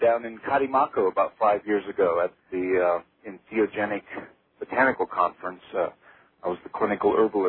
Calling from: Silver City, New Mexico, United States; I'm from Silver City, New Mexico.

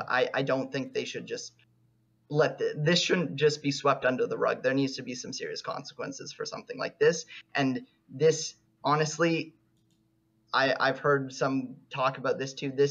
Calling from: Toronto, Ontario, Canada; Uh, Toronto, Canada.

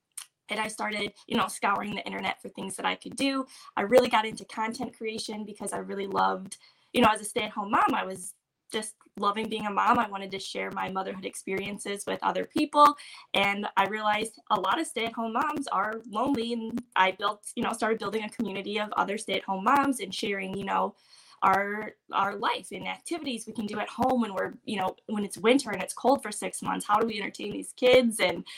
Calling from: Michigan, United States; From Michigan.

